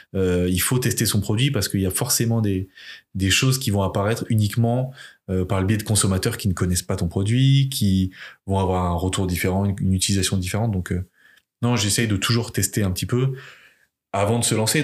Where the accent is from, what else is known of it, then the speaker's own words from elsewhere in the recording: Limoges, Nouvelle-Aquitaine, France; now in Rennes, France; J'ai grandi à Limoges